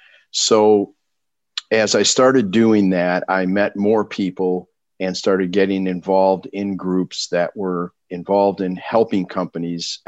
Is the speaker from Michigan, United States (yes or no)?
yes; Detroit, Michigan, United States; now in Grand Rapids, United States; growing up in Detroit as I did.